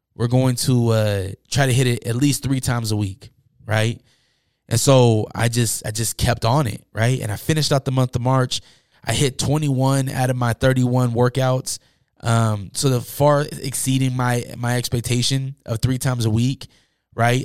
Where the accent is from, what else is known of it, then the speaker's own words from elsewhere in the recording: Salt Lake City, Utah, United States; growing up in Utah and Salt Lake City